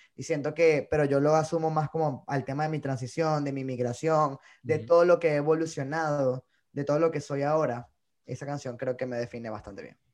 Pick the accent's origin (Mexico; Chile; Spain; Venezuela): Venezuela; moved away as an adult; also born or lived in Bogotá, Colombia; now in New York, United States; Yo sí estoy muy orgulloso de decir que soy venezolano